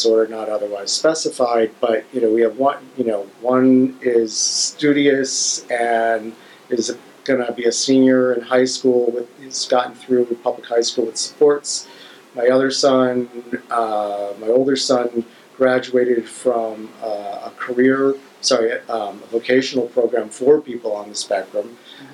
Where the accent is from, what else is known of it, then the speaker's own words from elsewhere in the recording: Ohio, United States; We grew up in Ohio